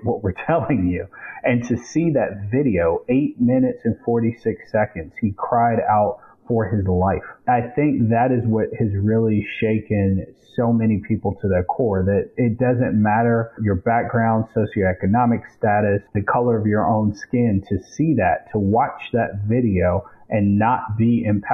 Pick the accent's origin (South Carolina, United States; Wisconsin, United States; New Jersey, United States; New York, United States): South Carolina, United States; Lexington; my hometown, Lexington, the district we're